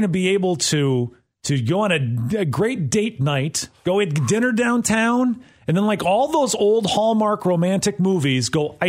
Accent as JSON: {"language": "English", "region": "Wisconsin", "country": "United States", "tie": "born or raised there", "moved": "yes", "lives_now": "Clarksville, United States", "said": "Growing up in Wisconsin, I did a lot of ice skating."}